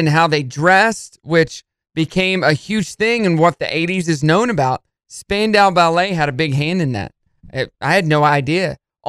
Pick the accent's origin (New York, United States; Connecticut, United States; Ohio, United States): New York, United States; Brooklyn; Represent Queens. I was raised down in Brooklyn.